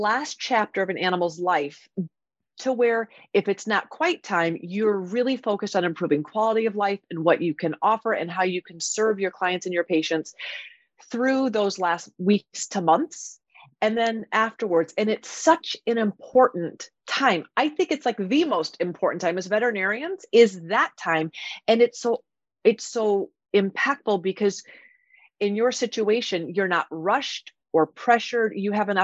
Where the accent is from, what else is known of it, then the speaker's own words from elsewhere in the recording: Iowa, United States; I grew up in Iowa as well, went to Iowa State